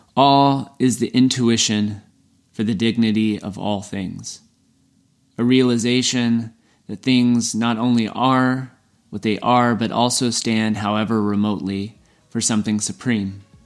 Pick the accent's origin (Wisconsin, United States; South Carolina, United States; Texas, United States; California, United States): Texas, United States; I'm from Texas